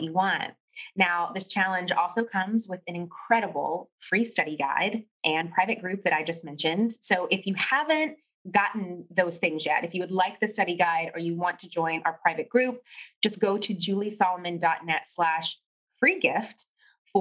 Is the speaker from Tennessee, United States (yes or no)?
yes; Tennessee, United States; also born or lived in New York City; when I got back home to Tennessee